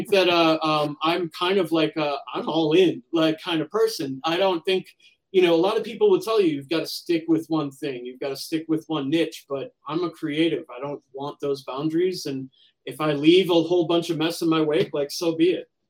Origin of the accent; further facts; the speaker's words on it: United States; As an American